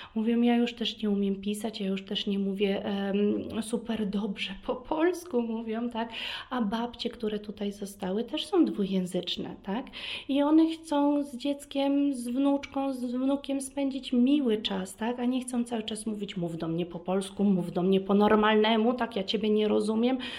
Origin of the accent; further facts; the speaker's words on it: Vienna, Austria; Polish is a second language; also born or lived in Kraków, Poland / Warsaw, Poland; urodziłam się e, w Wiedniu